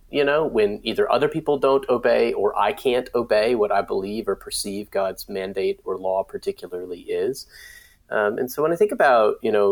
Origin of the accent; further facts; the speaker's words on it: Raleigh, North Carolina, United States; I am from Raleigh, North Carolina.